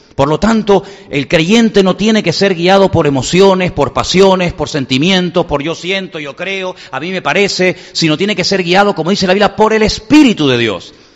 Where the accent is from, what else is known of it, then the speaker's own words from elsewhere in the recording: Venezuela; now in Spain; Enseguida me vinieron los recuerdos de mi infancia, cuando yo vivía en Venezuela